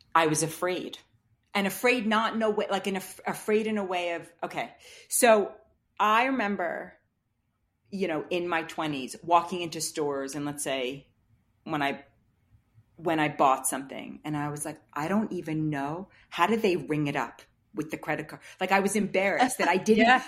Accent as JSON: {"language": "English", "region": "New York", "country": "United States", "tie": "born or raised there", "said": "the kind of world that I was raised in Manhattan"}